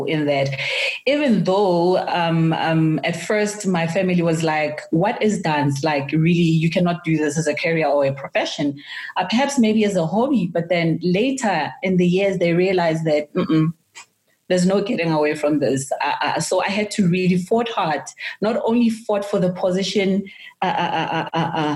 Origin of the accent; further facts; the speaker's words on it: Soweto, Gauteng, South Africa; I'm from Soweto